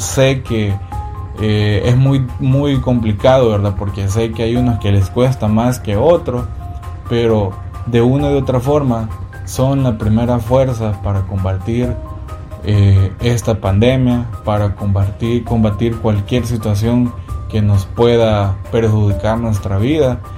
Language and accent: Spanish; El Salvador; mi país, que es El Salvador